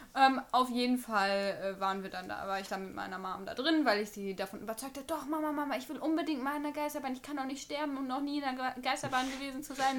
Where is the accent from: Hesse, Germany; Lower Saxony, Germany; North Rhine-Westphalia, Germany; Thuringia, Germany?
North Rhine-Westphalia, Germany; Bocholt; now in Münster, Germany; ich bin in Bocholt groß geworden. Das sind 90 Kilometer von hier. 14 Jahre meines Lebens habe ich da verbracht